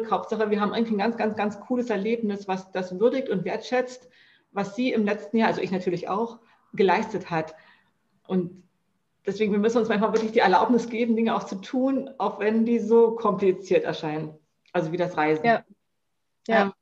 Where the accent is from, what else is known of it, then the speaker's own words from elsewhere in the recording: East Germany, Germany; born there; Man muss aber sagen, ich bin in der DDR geboren